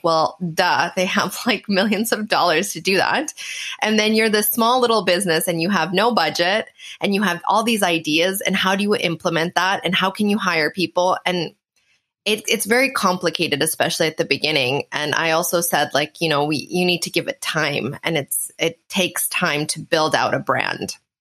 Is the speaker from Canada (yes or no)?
yes; Canada; now in Portugal; I'm actually Canadian, but I live in Portugal.